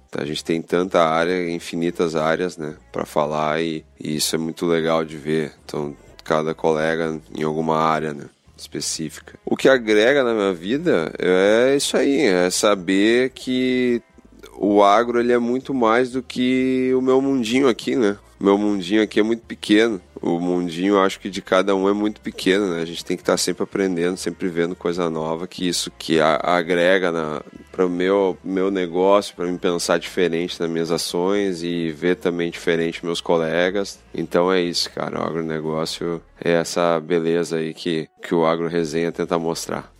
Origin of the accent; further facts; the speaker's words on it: Porto Alegre, Rio Grande do Sul, Brazil; sou de Porto Alegre, Rio Grande do Sul